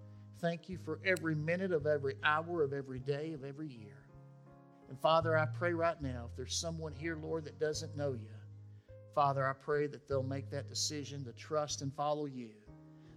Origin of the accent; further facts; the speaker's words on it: West Tennessee, United States; I grew up in West Tennessee